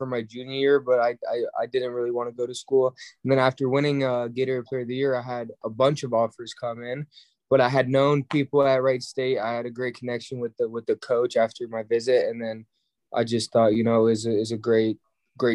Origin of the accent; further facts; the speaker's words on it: Germany; now in United States; I was born in Germany